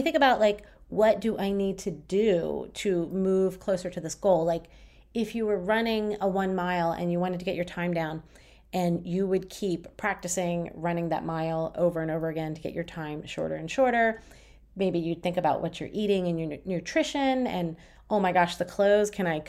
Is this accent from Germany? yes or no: yes; Berlin, Germany; from Berlin.